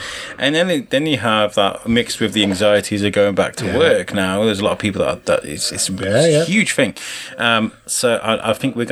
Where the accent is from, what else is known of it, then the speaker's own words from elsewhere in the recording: Wrexham, Wales, United Kingdom; moved away as an adult; also born or lived in Telford; I grew up in Wrexham